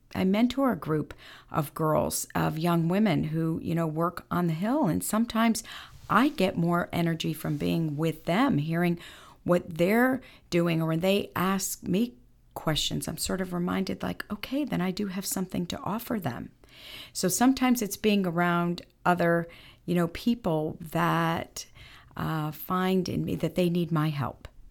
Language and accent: English; Bridgeport, Connecticut, United States; growing up in Bridgeport, Connecticut, where I'm from